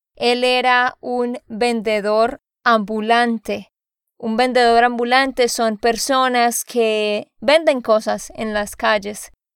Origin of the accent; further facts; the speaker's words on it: Santander, Colombia; de Santander, Colombia